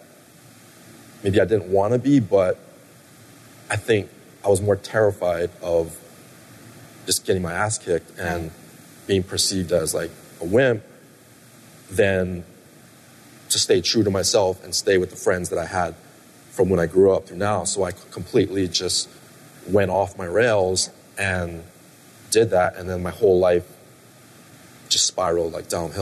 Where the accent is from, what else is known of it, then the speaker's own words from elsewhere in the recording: Hawaii, United States; I grew up in Hawaii, so the school that I went to, it was kind of like a gladiator academy